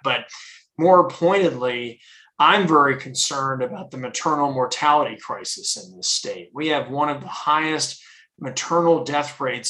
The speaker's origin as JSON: {"language": "English", "town": "Plano", "region": "Texas", "country": "United States", "tie": "born or raised there", "also_born_or_lived": "Durham, North Carolina / Nashville, Tennessee / Little Rock, Arkansas", "lives_now": "Dallas, United States", "said": "I grew up in Plano"}